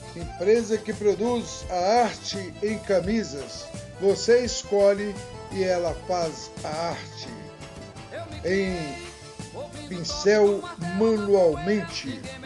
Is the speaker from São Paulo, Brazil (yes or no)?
no; Vale do Jequitinhonha, Minas Gerais, Brazil; now in Federal District, Brazil; do Vale do Jequitinhonha, das Minas Gerais